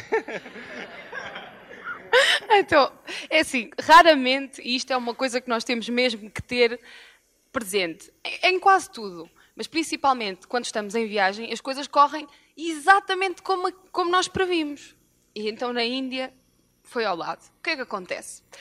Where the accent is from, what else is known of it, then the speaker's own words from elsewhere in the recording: Moimenta da Beira, Norte, Portugal; nós somos de Moimenta da Beira